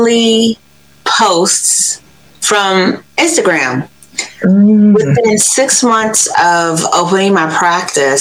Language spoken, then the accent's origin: English; Los Angeles, California, United States; moved away as an adult; also born or lived in Cincinnati, Ohio / Washington, D.C. / Baltimore area, Maryland; I am from Los Angeles, California, grew up in South Central